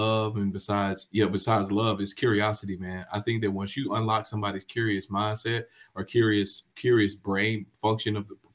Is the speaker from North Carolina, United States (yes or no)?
yes; High Point, North Carolina, United States; in my hometown, man, of High Point, North Carolina, I grew up playing sports just like any regular person.